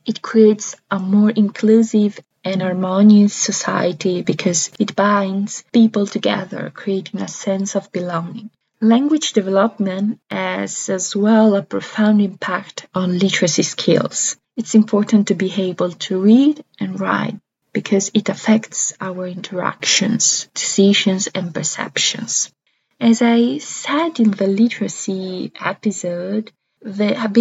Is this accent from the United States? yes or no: no; Italian-speaking Switzerland, Switzerland; I was born and raised in the Italian-Swiss regions